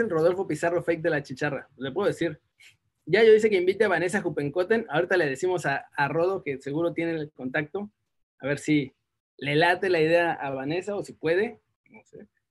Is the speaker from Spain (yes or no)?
no; Mexico; moved away